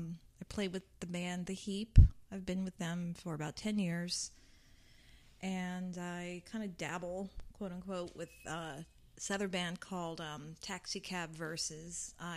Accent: South Georgia, United States; also born or lived in Arizona; My parents and family are from New York, but we... I was born in Arizona, and then we moved to Georgia when I was 5. What part of Georgia? South.

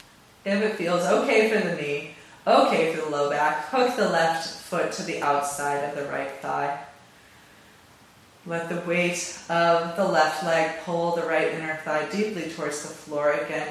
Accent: California, United States; I'm from California. I'm not from the Bay Area, but I'm from California

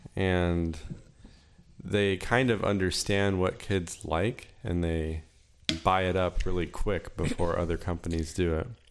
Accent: Florida, United States; But I grew up in Florida

